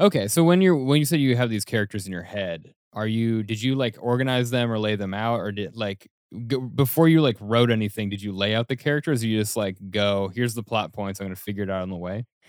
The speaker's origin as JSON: {"language": "English", "town": "Denver", "region": "Colorado", "country": "United States", "moved": "as an adult", "lives_now": "New York City, United States", "said": "when I first moved to New York City, I'm from Denver"}